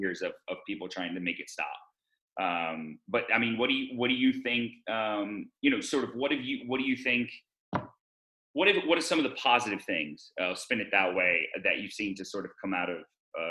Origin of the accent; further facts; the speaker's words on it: the South, United States; I'm from the South and I was raised with the phrase, don't show your true colors in public, like literally constantly.